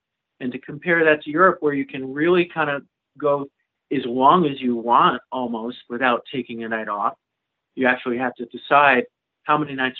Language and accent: English; New England, United States; And to get used to growing up in New England and being able to do one-nighters